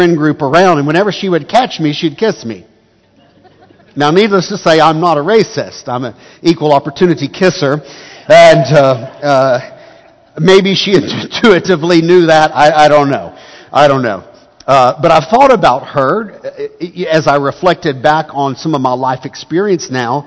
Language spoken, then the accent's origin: English; Arlington, Texas, United States; also born or lived in Canton, Texas / Palestine, Texas / Tyler, Texas; I grew up mainly here in Tarrant County, the city of Arlington, my young childhood, and the HEB area, now North Tarrant County